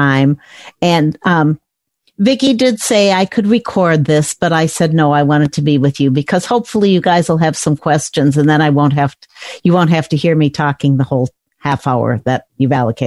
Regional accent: Chicago, Illinois, United States; I grew up in the Chicago area

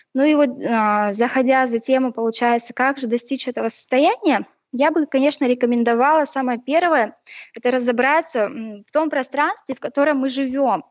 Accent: Chelyabinsk, Chelyabinsk Oblast, Russia; родом из Челябинска с Урала

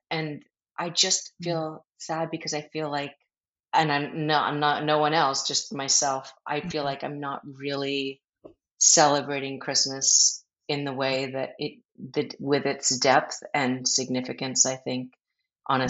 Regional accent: Philadelphia, Pennsylvania, United States; I grew up in Philly

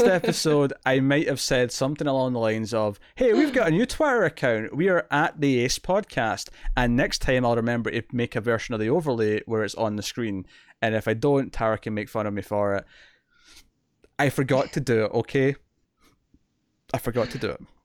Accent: Scotland, United Kingdom; I'm Scottish

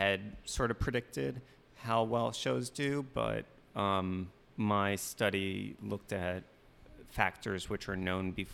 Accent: Long Island, New York, United States; I grew up on Long Island

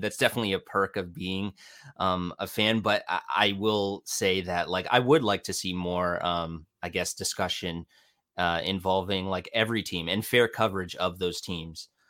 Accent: Ontario, Canada; I'm Canadian. I'm in my mid-twenties. Uh, I'm from a small city, few, few hours outside of Toronto

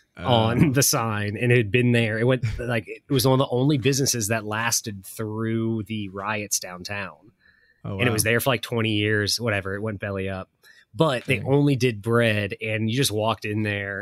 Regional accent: Ohio, United States; We're from Ohio

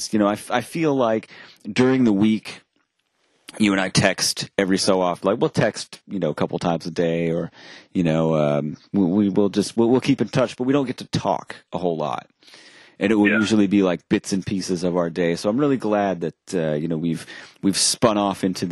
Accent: Maine, United States; growing up in Maine

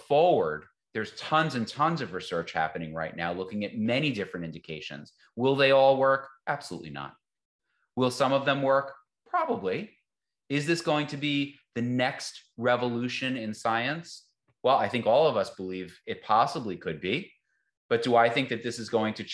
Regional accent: the North, United States; moved away; I'm from the North

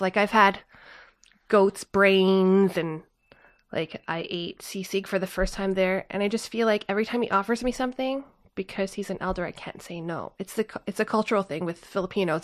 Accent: Canada; I grew up in North America

